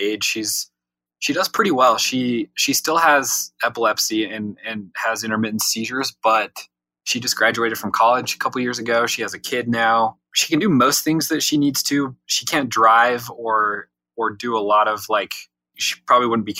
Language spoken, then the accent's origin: English; Utah, United States; I grew up in Utah. I was born here, been here pretty much my whole life.